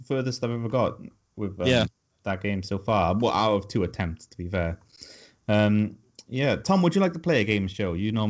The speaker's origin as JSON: {"language": "English", "town": "Cardiff", "region": "Wales", "country": "United Kingdom"}